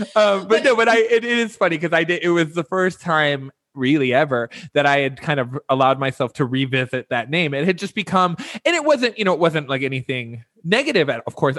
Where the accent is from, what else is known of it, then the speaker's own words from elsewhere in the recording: Midwest, United States; moved away; also born or lived in Las Vegas / Los Angeles / New York; growing up in the Midwest, I'm not even necessarily from the East Coast